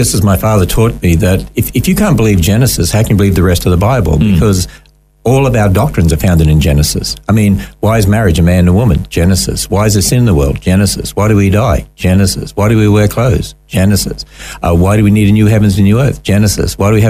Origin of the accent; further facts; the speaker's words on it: Cairns, Queensland, Australia; born there; Actually, I was born in Cairns